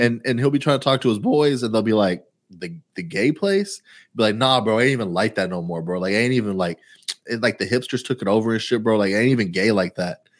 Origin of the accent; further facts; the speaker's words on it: Houston, Texas, United States; I'm from Houston way more than you're from Houston